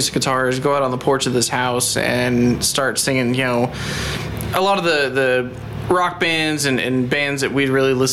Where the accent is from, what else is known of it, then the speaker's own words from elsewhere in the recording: Indianapolis, Indiana, United States; Born and raised in Indy, went to Lawrence North High School